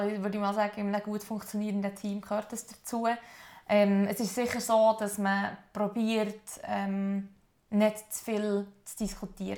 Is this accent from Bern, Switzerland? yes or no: yes; Adelboden, Bern, Switzerland; Adelboden, wo ich aufgewachsen bin